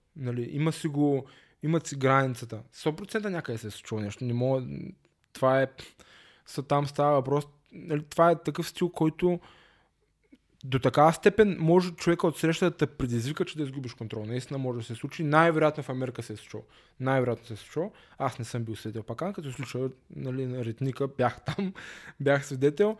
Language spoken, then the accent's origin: Bulgarian; Varna, Varna Province, Bulgaria; аз съм си от Варна